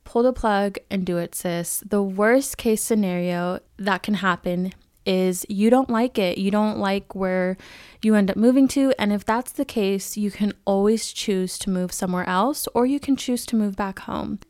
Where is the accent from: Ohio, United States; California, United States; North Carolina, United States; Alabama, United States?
California, United States; moved away as an adult; I'm a California girl through and through.